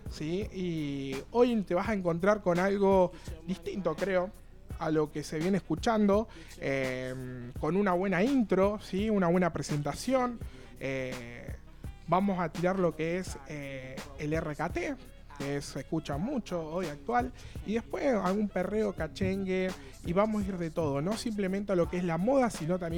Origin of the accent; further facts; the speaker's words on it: General Pico, La Pampa, Argentina; yo vengo de la ciudad de General Pico